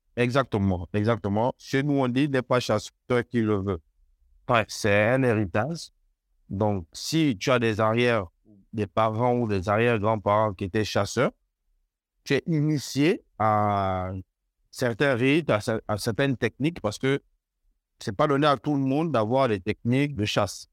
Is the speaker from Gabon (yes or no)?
yes; banks of the Ogooué, near Port-Gentil, Ogooué-Maritime, Gabon; je suis né, enfin, j'ai grandi sur les rives de l'Ogoué